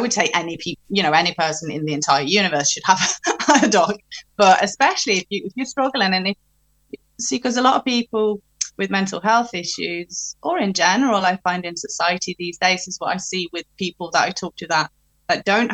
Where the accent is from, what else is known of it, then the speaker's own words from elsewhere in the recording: Norway; moved away; I'm from Norway. So when I'm in Norway, I talk to her in Norwegian. But when I'm here, mainly I'm around English people